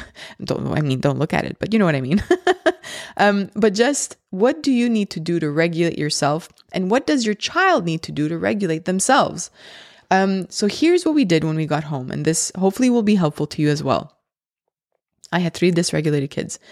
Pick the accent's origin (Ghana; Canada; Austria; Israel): Canada; Laval, Quebec; I'm from Laval, uh, in the province of Quebec, and that's in Canada.